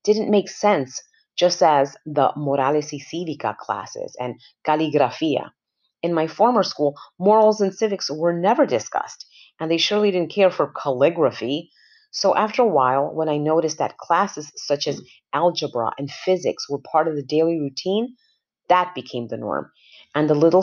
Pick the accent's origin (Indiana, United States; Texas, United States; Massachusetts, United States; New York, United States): New York, United States; New York City; I was born 1974 in Washington Heights, New York City